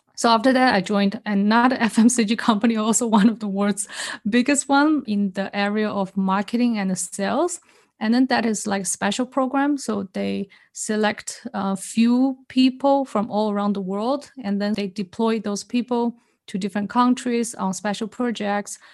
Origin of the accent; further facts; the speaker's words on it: China; also born or lived in Singapore; now in Switzerland; I was born in China, then I moved to Singapore, and lived there for many years.